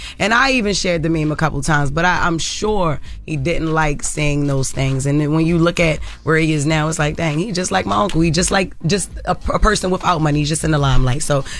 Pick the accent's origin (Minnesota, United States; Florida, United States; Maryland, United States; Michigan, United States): Maryland, United States; Baltimore; Growing up in Baltimore City with, you know, family members that, you know, were addicted